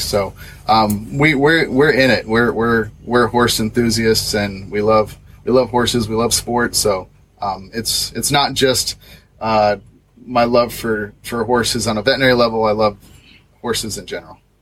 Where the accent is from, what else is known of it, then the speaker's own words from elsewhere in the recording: Southeast Arizona, United States; moved away as an adult; also born or lived in Washington; now in Lexington, United States; I'm from Southeast Arizona, where I grew up on a cattle ranch